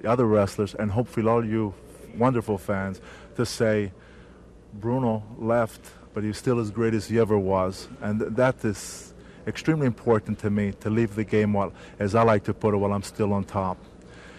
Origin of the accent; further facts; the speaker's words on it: Abruzzo, Italy; now in United States; I came from Abruzzi, Italy, small town in the mountains